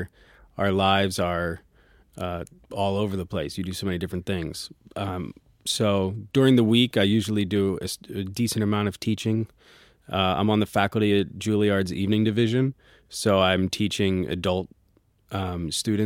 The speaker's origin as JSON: {"language": "English", "town": "Philadelphia", "region": "Pennsylvania", "country": "United States", "said": "I'm from Philadelphia and started playing piano when I was 4"}